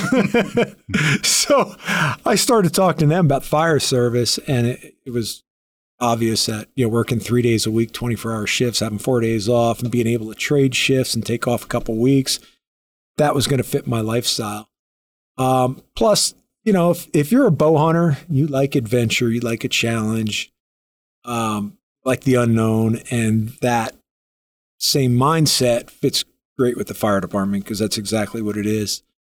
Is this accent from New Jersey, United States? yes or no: yes; New Jersey, United States; moved away as an adult; now in Colorado, United States; I moved to Colorado thirty-five years ago, thirty-six years ago. Uh, yeah, I grew up in Jersey